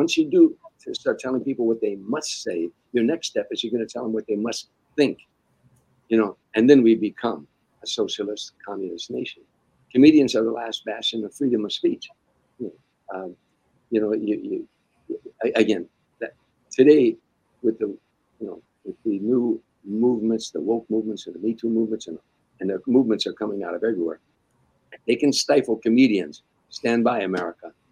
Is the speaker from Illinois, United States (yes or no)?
yes; Harvey, Illinois, United States; now in California, United States; Harvey, Illinois, where I grew up at, my hometown in the south side of Chicago